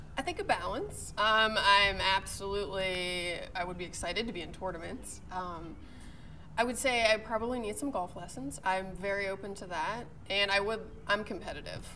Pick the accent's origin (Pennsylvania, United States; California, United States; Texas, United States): Pennsylvania, United States; Pittsburgh; moved away as an adult; also born or lived in Missouri / Tennessee; now in Richmond, United States; I'm originally from Pittsburgh